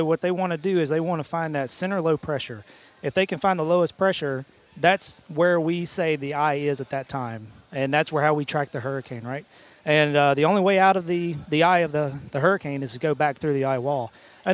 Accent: South Alabama, United States; also born or lived in Jacksonville, Alabama; I grew up in South Alabama

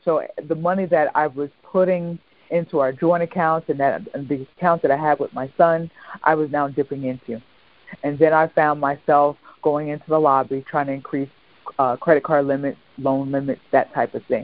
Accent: York, Pennsylvania, United States; now in Southern Maryland, United States; my hometown, York, Pennsylvania

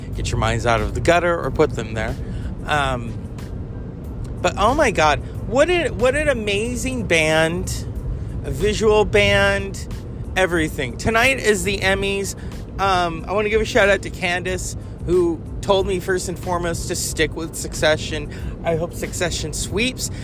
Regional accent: California, United States; I am from California

